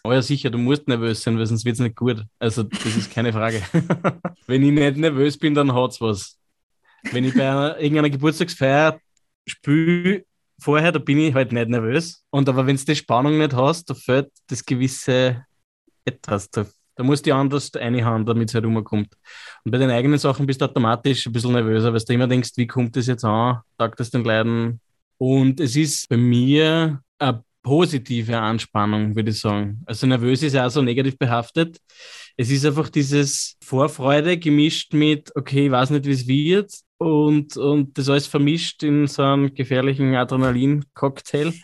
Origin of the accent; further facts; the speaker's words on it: Lower Austria, Austria; accent: Lower Austrian, a bit Viennese; Unser Dialekt, ich bin ja so quasi Niederösterreich, Wienerisch ein bisschen, die Einflüsse